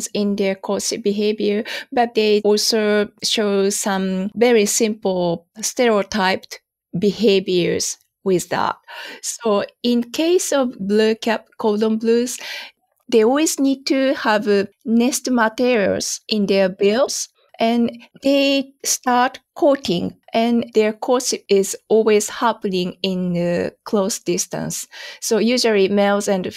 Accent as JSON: {"language": "English", "town": "Yokohama", "region": "Kanagawa", "country": "Japan", "tie": "born or raised there", "also_born_or_lived": "Yokosuka / Tokyo / Hokkaido", "moved": "as an adult", "said": "I was born in Yokosuka, and I went to a high school in Yokohama"}